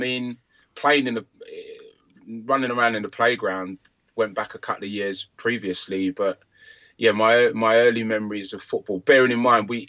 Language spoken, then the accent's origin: English; London, United Kingdom; I was brought up in Hackney, East London, just with my mum and my younger brothers.